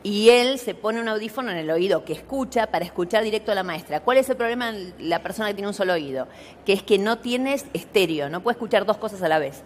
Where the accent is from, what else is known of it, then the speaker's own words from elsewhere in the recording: Buenos Aires, Argentina; now in Pilar, Argentina; yo hoy vivo en un barrio privado en Pilar, pero nací en Villa Soldati